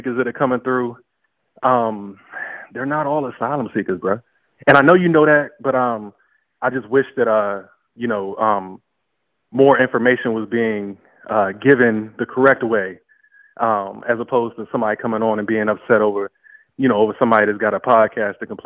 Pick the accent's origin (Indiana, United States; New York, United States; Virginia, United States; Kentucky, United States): Virginia, United States; Northern; moved away; I'm from Northern Virginia